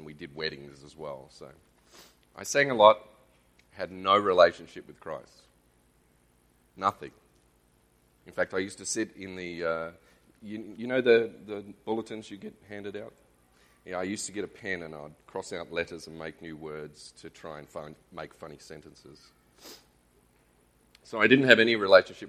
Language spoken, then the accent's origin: English; Australia; accent: Australian; We moved to Australia when I was 5. Yes, I'm Australian.